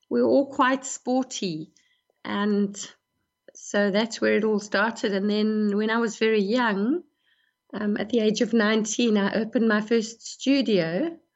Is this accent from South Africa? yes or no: yes; South Africa; that's always important for me, being a South African.